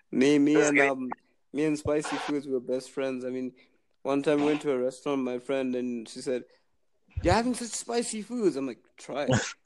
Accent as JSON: {"language": "English", "country": "Zimbabwe"}